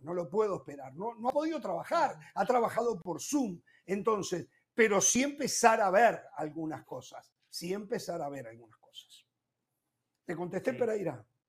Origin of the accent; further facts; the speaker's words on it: Uruguay; como uruguayo